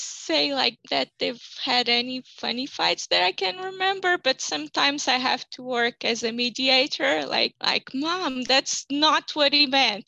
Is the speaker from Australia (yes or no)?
no; Portugal; English is a second language; also born or lived in Russia; I've lived most of my life in Portugal, and when I used to go out with my mom or with Russian acquaintances, I just spoke Russian